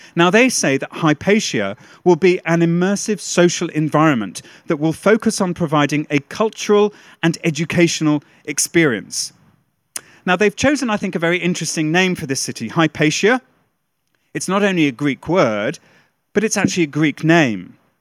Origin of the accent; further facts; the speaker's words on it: United Kingdom; a Brit